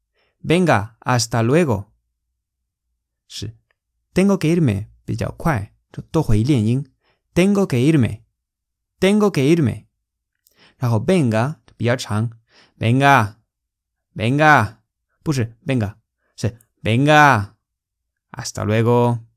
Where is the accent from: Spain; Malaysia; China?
Spain; Chinese is a second language; 我们西班牙人会怎么发音呢？